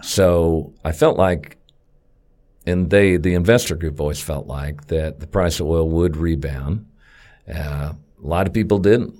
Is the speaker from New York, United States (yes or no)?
no; Wichita, Kansas, United States; I've been here all my life. Went to, um, grade school, junior high, high school, Wichita State, all within about four miles of where I was born